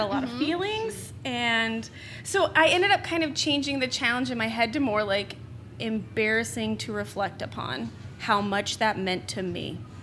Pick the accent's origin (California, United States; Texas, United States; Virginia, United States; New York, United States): Texas, United States; Houston; moved away; also born or lived in Denver / Bowling Green; I'm originally from Houston. I lived in Denver.